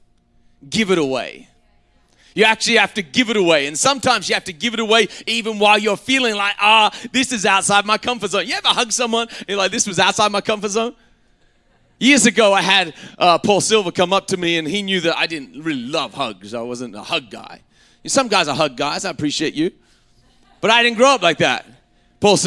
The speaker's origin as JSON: {"language": "English", "country": "Australia", "tie": "born or raised there", "moved": "as an adult", "said": "I grew up in Australia until I was 19, and you know, I have a very English, Scottish background."}